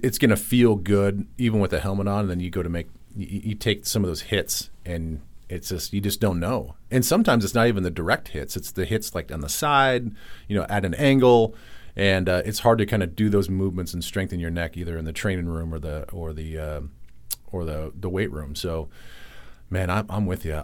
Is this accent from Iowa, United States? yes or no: yes; Southern Iowa, United States; now in Minneapolis, United States; growing up in Iowa, Southern Iowa, for half of my life